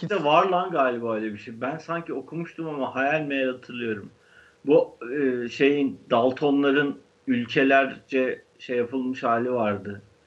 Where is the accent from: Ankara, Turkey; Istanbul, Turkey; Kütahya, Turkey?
Istanbul, Turkey; Başakşehir öyle bir yer yani. Biz böyle bir yerde büyüdük